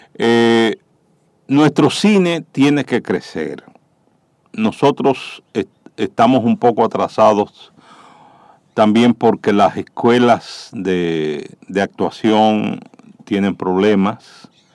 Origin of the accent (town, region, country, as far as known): Dominican Republic